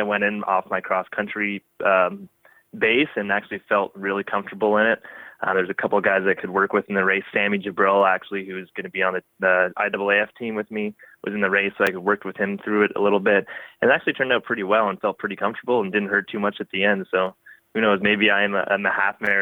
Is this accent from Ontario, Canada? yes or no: yes; Windsor, Ontario, Canada; growing up in Windsor, we get some pretty hot and humid summers